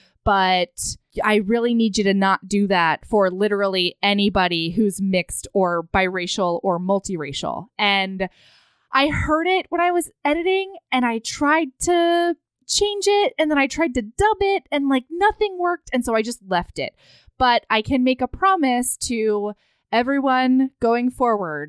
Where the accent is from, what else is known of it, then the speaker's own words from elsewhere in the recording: Hawaii, United States; When I grew up in Hawaii